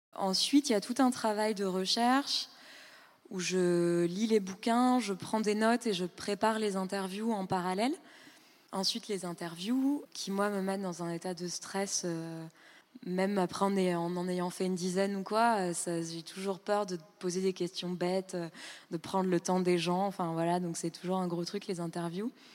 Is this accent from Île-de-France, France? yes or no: yes; Île-de-France, France; moved away as an adult; also born or lived in Berlin, Germany; je venais de banlieue